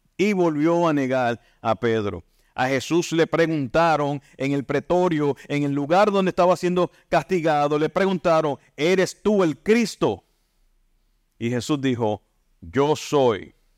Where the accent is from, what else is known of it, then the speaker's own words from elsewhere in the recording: Santa Isabel, Puerto Rico; Yo soy de Santa Isabel, natural de Santa Isabel